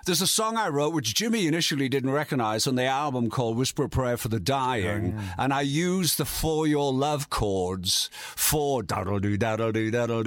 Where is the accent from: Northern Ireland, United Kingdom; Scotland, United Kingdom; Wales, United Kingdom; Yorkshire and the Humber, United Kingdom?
Yorkshire and the Humber, United Kingdom; moved away; Yorkshire, mate. Yorkshire, northeast, industrial northeast.